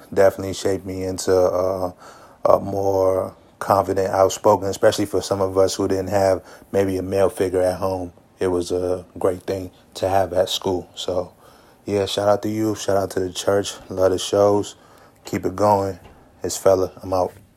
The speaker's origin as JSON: {"language": "English", "area": "Prince George's County", "region": "Maryland", "country": "United States", "tie": "born or raised there", "said": "growing up in Prince George's County, Maryland"}